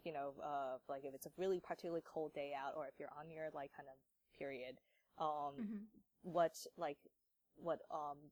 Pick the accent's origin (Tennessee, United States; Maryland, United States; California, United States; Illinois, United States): Maryland, United States; I'm born and raised in Maryland